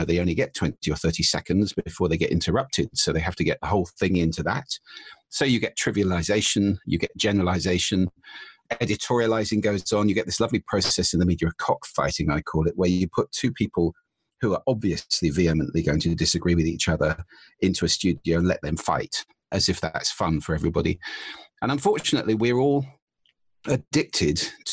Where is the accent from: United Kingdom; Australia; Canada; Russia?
United Kingdom; as a Brit